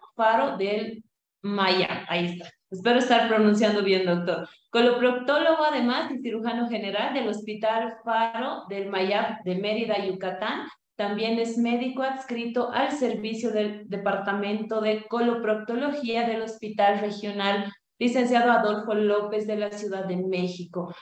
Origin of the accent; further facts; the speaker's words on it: Bolivia; also born or lived in Cochabamba, Bolivia; nuestro país, Bolivia